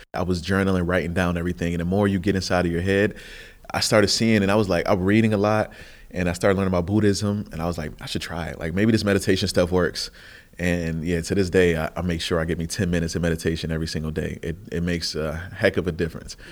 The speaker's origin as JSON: {"language": "English", "town": "Buffalo", "region": "New York", "country": "United States", "tie": "born or raised there", "said": "I came from Buffalo, which is the third poorest city in the nation, and it's a, you know, a lot of poverty, a lot of oppression, and not much opportunity"}